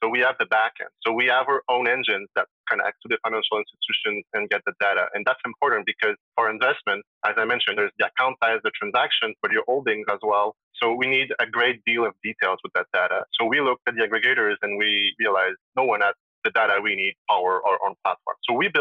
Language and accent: English; Montreal, Quebec, Canada; I'm sure you can hear from my accent, but I'm from Quebec, Montreal, so I speak French